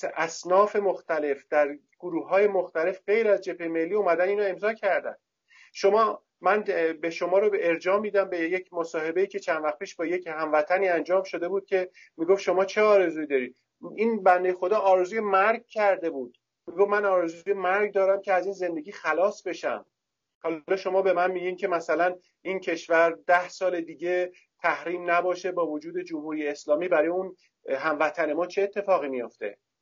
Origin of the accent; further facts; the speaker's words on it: Iran; also born or lived in Tehran; من به عنوان یک ایرانی